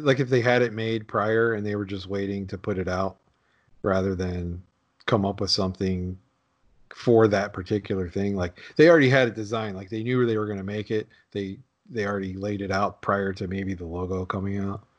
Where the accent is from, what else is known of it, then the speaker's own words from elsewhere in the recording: Pittsburgh, Pennsylvania, United States; I grew up there